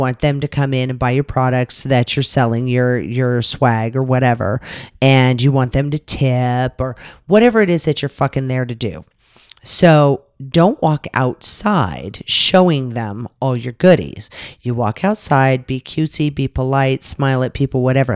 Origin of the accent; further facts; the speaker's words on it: Las Vegas, Nevada, United States; we're from Vegas